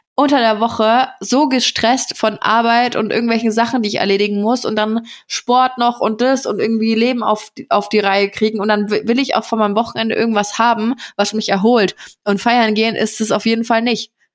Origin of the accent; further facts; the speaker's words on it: Nuremberg, Bavaria, Germany; bei uns in Nürnberg früher, als ich noch jünger war